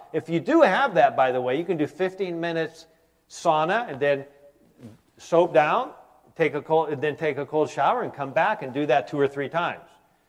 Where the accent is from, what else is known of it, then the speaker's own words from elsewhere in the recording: Michigan, United States; You know, you're from Wisconsin, I'm from Michigan.